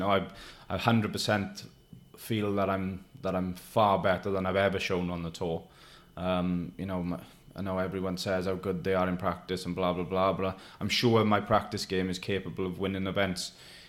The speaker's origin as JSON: {"language": "English", "town": "Neath", "region": "Wales", "country": "United Kingdom", "tie": "born or raised there", "said": "I've got a little room in my hometown in Neath"}